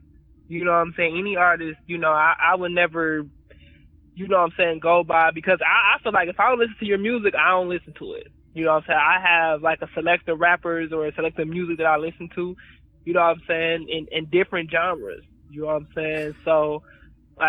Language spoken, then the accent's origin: English; Milwaukee, Wisconsin, United States; I'm from Milwaukee